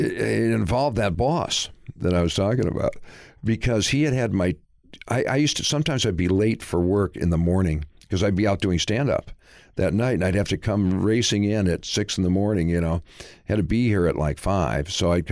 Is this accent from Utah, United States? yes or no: no; Michigan, United States; Well, I was back in Michigan.